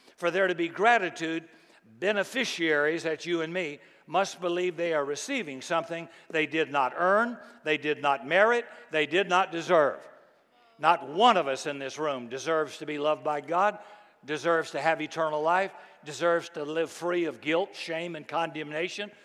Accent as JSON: {"language": "English", "region": "the South", "country": "United States", "tie": "born or raised there", "said": "I grew up in the South, and it was very friendly and very polite in the, in the 50s and 60s when I grew up"}